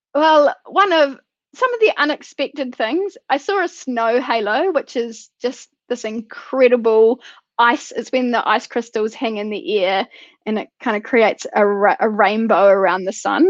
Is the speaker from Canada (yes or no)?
no; New Zealand